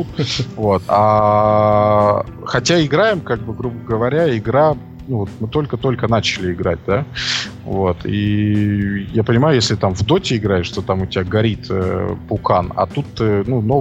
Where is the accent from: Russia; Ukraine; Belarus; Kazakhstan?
Belarus; с нами играли два француза, я, белорус, это как в анекдоте уже пошло